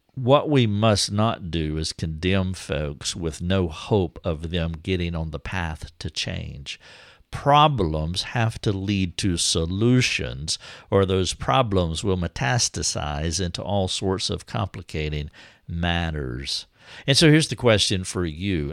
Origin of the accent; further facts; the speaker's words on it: the South, United States; I'm from the South.